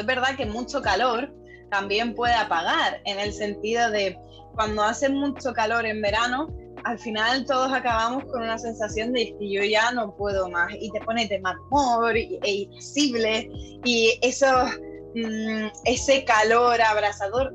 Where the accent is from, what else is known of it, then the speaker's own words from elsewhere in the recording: Canary Islands, Spain; moved away; also born or lived in Ireland; en Canarias, que es de donde yo soy